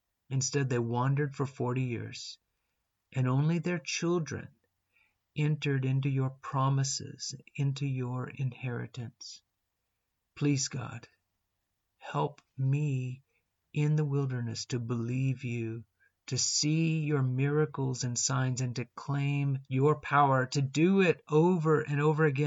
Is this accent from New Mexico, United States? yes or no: yes; New Mexico, United States; I grew up in New Mexico, not exactly in the desert, but it's a dry and windy land.